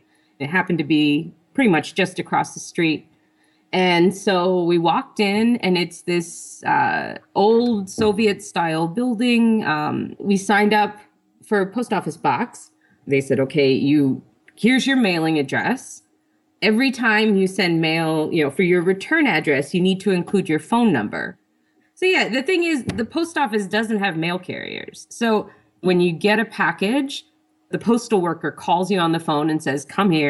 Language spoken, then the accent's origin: English; United States; moved away as an adult; now in Darkhan, Mongolia; I'm an American who lives in Darhan, Mongolia.